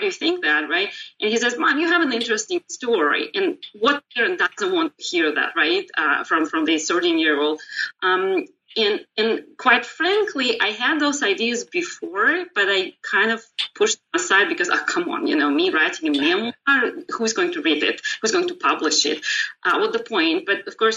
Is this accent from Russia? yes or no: yes; Moscow, Russia; moved away as an adult; also born or lived in Israel; now in United States; I was born in Moscow in Soviet Union, and I went through school there.